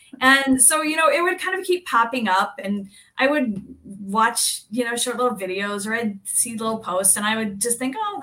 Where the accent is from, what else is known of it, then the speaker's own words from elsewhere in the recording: Kansas, United States; moved away as an adult; now in Minnesota, United States; I grew up in Kansas in a really small town, about 650 people.